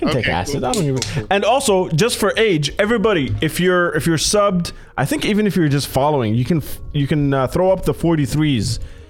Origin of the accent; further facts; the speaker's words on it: Doha, Qatar; Because for me, growing up in Doha, my instinct was, how do I record music?